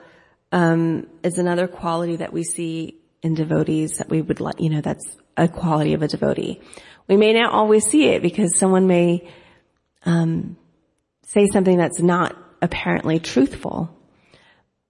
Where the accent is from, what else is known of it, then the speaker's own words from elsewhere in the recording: United States; accent: American; I speak English American without an accent. Well, in my mind, I'm thinking, well, of course, I was born and raised here